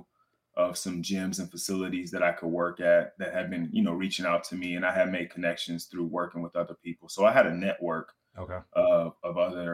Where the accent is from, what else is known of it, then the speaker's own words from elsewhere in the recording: Richmond, California, United States; also born or lived in Oakland, California; I was born in Oakland, California, but raised in Richmond, California